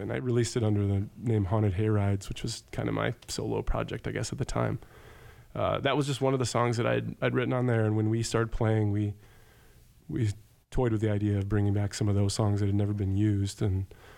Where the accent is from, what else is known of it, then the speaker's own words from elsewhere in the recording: Rockford, Illinois, United States; We're from Rockford, Illinois.